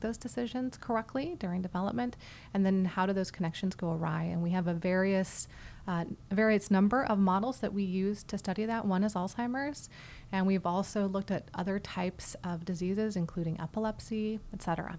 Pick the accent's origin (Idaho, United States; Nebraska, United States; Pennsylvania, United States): Idaho, United States; Boise; moved away as an adult; also born or lived in St. Louis, Missouri / Boston, Massachusetts; now in Houston, United States; I grew up in Idaho, actually, in the foothills uh, around Boise